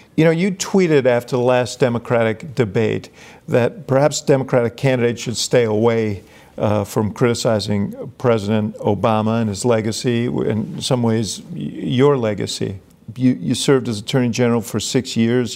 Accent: New York, United States; I grew up in New York at the same time you did

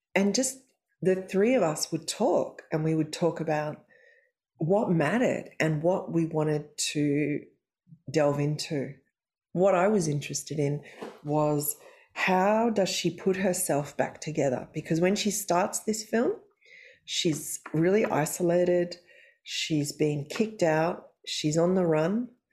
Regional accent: Australia; I'm Australian

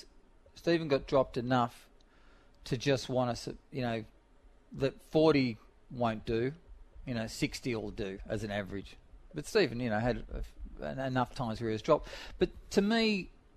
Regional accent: Sydney, New South Wales, Australia; I grew up in Dundas Valley, which wasn't the best place to grow up

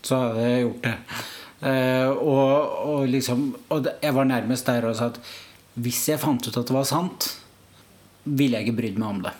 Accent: Oslo, Norway; kommer fra Oslo

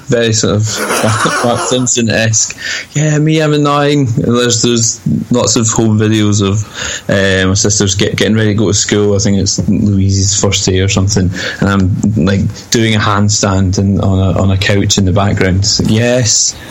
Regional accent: Falkirk, Scotland, United Kingdom; I'm from Falkirk

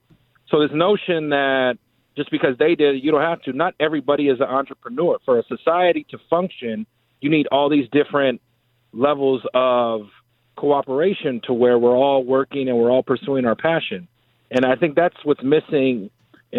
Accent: Bay Area, California, United States; I'm from the Bay Area.

